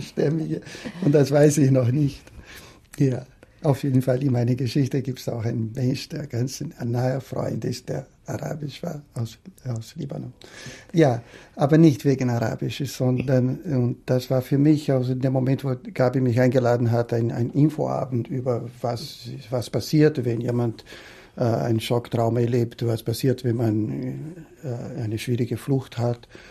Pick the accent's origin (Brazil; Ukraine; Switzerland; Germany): Brazil; moved away as an adult; now in Austria; Ich komme ursprünglich aus Brasilien